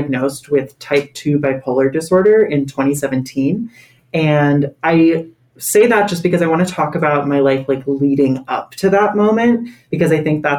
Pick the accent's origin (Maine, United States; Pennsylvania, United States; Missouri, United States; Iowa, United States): Pennsylvania, United States; Havertown; I am from Havertown, Pennsylvania, which is just a little suburb outside of Philadelphia.